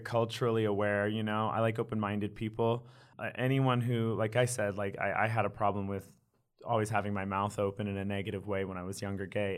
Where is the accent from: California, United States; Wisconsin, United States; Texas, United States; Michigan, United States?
Texas, United States; Wichita Falls; raised in Wichita Falls, Texas, kind of a small town